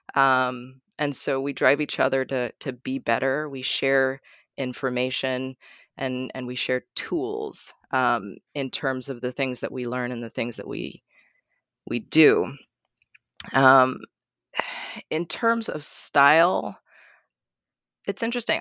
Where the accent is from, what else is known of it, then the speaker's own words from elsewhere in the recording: Barbados; now in Portland, United States; I grew up in Barbados